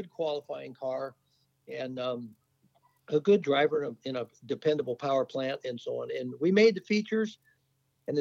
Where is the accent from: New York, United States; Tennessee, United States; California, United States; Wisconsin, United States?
California, United States; Napa; I grew up in Napa, California, and it wasn't wine country